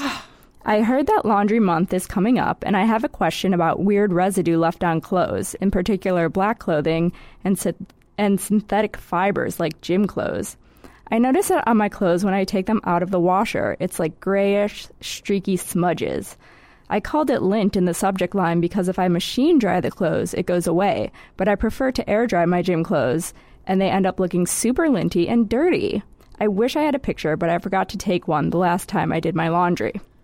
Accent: Midwest, United States; moved away; I'm from the Midwest

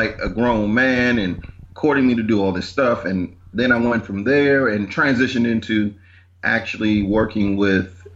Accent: Washington, District of Columbia, United States; I grew up in Northeast D.C., went to public schools

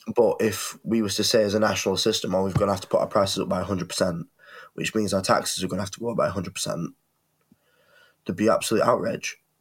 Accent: England, United Kingdom; as a, a UK citizen, lifelong, I was born in England.

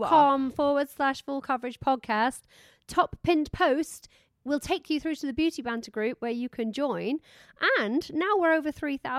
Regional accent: Yorkshire and the Humber, United Kingdom; I am from Yorkshire.

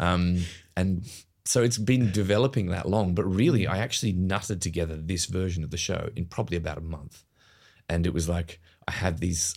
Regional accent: Australia; moved away as an adult; also born or lived in United Kingdom; having moved to the UK as an Australian, as a mm. young actor

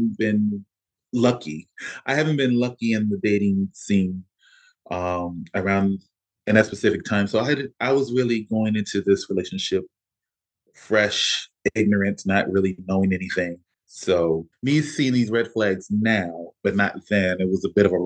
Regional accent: Baltimore, Maryland, United States; moved away as an adult; We got married in the courthouse back in my hometown of Baltimore

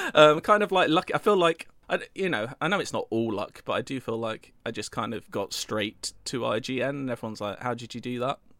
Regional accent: United Kingdom; I'm British

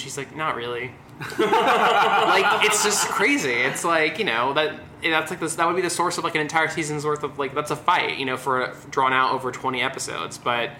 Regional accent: Beverly Hills, California, United States; I am from Beverly Hills

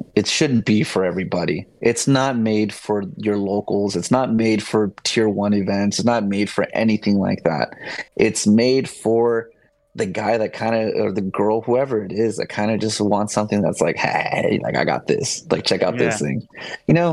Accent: Southern California, United States; I'm from SoCal

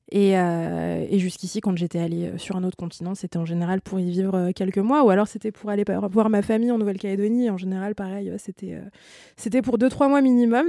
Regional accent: France; Nous, en tant que Français et euh, membres de l'espace Schengen

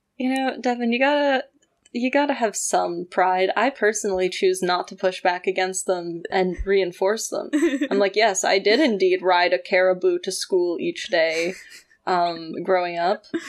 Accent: Canada; I grew up in Canada

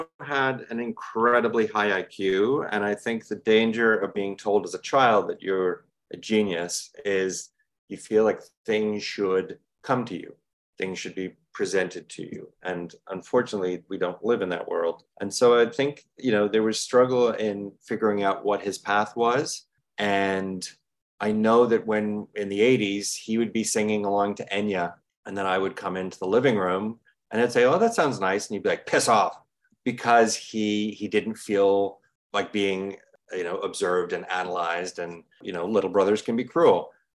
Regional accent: England, United Kingdom; We grew up in England.

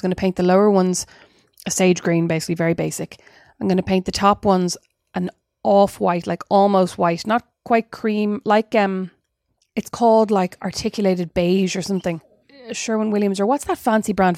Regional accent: Ireland; as an Irish person

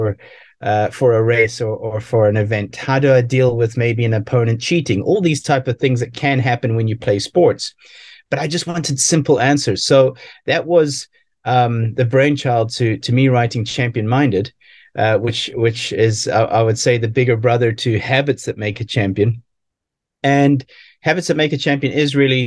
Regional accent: South Africa; as an athlete growing up in South Africa

